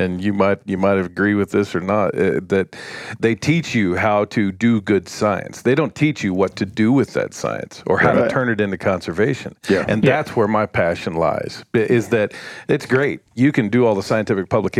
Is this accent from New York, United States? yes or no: no; Bakersfield, California, United States; moved away; I grew up outside of Bakersfield, California